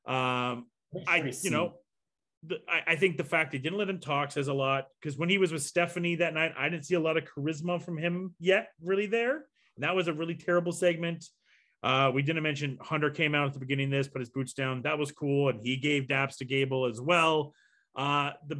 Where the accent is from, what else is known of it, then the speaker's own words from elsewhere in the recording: Canada; here in Canada